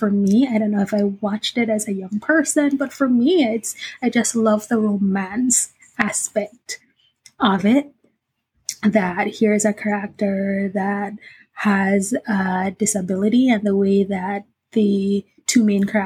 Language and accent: English; Jamaica; now in Philadelphia, United States; As a Jamaican, our school system isn't structured like elementary, middle, high